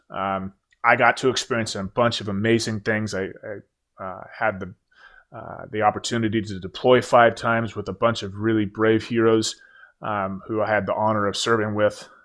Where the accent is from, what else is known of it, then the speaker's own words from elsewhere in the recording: Oregon, United States; moved away as an adult; I move back home to my home state of Oregon